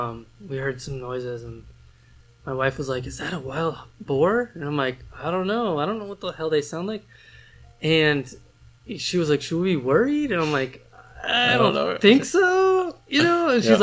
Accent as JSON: {"language": "English", "region": "Colorado", "country": "United States", "said": "And I'm from Colorado, like we don't have big ass spiders like that."}